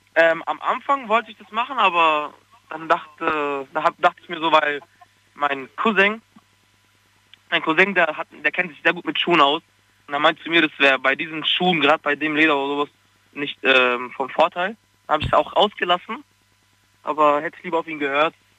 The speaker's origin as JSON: {"language": "German", "town": "Freiburg", "region": "Baden-Württemberg", "country": "Germany", "said": "Ich komme aus Freiburg, aus dem schönen, schönen warmen Freiburg."}